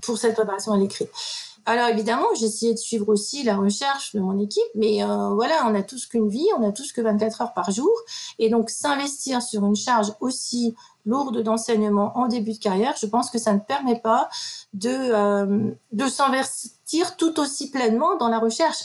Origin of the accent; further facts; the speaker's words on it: Metz, Grand Est, France; moved away as an adult; je suis originaire de Lorraine, de Metz plus exactement